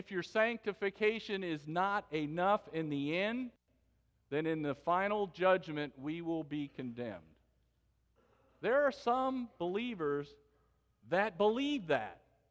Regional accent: West Palm Beach, Florida, United States; West Palm Beach, Florida, which is my hometown

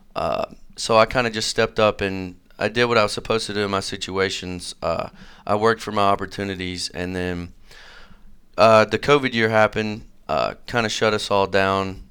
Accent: Manchester, Tennessee, United States; moved away as an adult; now in Johnson City, United States; I'm from Manchester, which is sort of a, a really small town out in Middle Tennessee

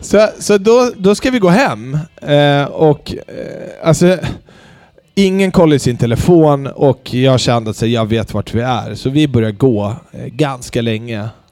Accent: Sweden; Jag är född i Sverige.

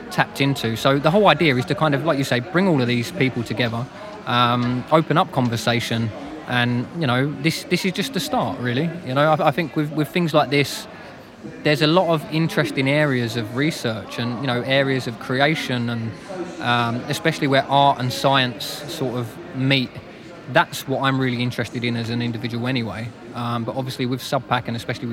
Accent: London, United Kingdom; being a Londoner myself

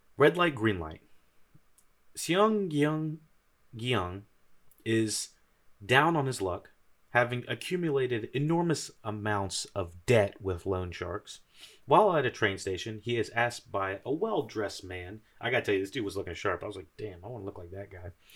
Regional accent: United States; I'm an American

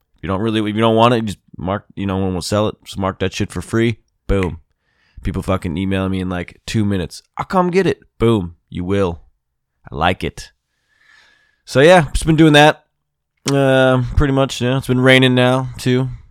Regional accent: Mid-Atlantic, United States

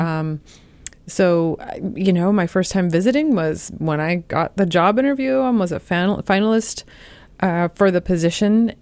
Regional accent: Los Angeles, California, United States; moved away as an adult; also born or lived in New York City / Chicago / Urbana-Champaign, Illinois; now in Ohio, United States; I'm from Los Angeles

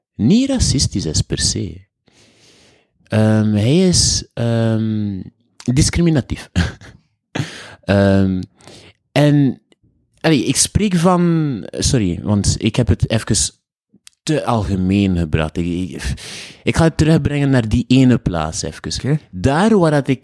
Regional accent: Haiti; also born or lived in Bruges, Belgium; now in Belgium; ik kom uit Haiti en Dominicaan, Haitiaan

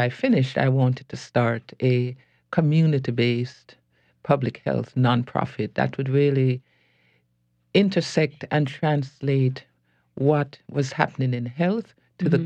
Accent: Jamaica; also born or lived in New York / California; now in New Orleans, United States; I'm born in Jamaica.

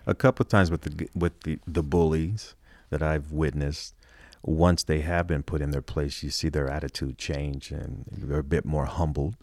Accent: Los Angeles, California, United States; I grew up in Hollywood.

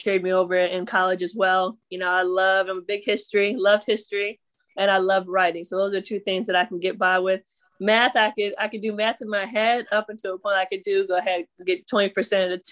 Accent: Utica, New York, United States; I'm originally from Utica, New York. It's way upstate.

